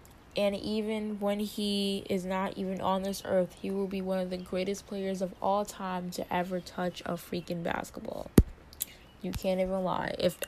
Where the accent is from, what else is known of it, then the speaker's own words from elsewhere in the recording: Hawaii, United States; And it's because, you know, I did that because I'm Hawaiian. Like, no, that doesn't make sense. Like, because, you know, I'm a Hawaiian, you know, that's what we do.